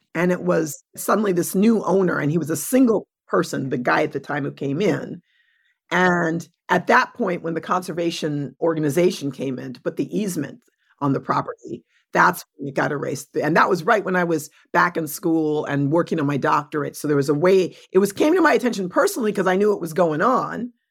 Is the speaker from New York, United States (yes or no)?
yes; New York City, New York, United States; I was born in New York City, adopted through Spence Chapin